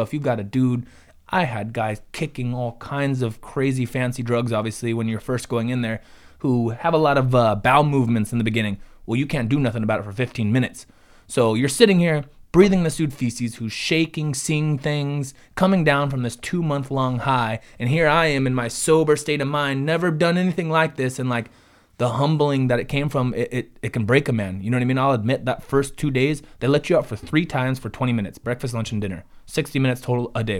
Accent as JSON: {"language": "English", "area": "Ventura County", "region": "California", "country": "United States", "said": "we're from Ventura County"}